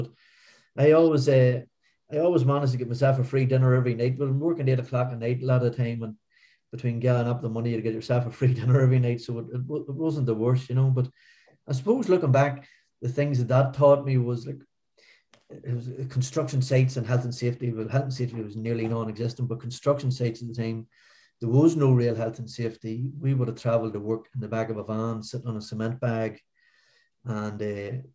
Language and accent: English; Newry, Northern Ireland, United Kingdom; born or raised there